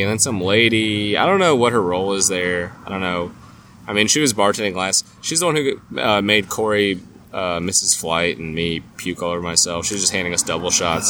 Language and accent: English; California, United States; also born or lived in Orange County, California; now in Nashville, United States; there's a lot of people from California who I grew up